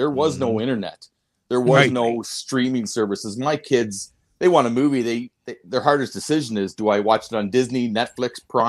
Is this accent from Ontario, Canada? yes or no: yes; Wolfe Island, Ontario, Canada; I grew up on Wolf Island, which is just off of the shores of Kingston.